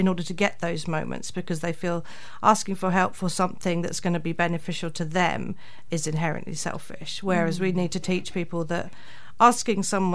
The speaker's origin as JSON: {"language": "English", "region": "England", "country": "United Kingdom", "moved": "as an adult", "lives_now": "New Zealand", "said": "as an English person coming into New Zealand"}